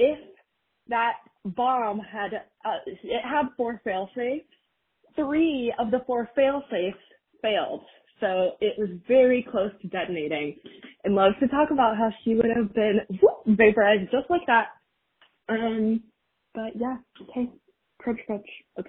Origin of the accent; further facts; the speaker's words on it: North Carolina, United States; I'm from North Carolina. My mom is born and raised in Goldsboro.